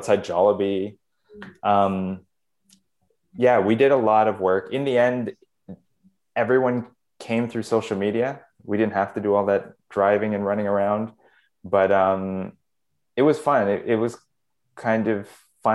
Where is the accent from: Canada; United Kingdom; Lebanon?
Canada; I was born in Canada